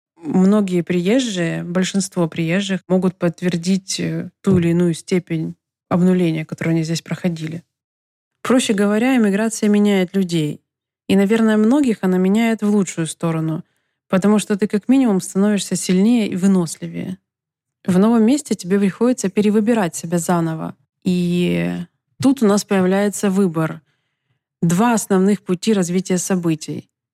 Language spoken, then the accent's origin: Russian; Donetsk, Donetsk Oblast, Ukraine; moved away as an adult; also born or lived in Kyiv, Ukraine; now in Los Angeles, United States; я родилась и выросла в Украине и более 25 лет прожила в Донецке